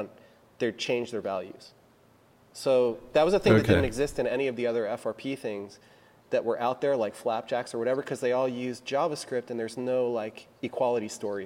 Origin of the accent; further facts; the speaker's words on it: United States; I'm American.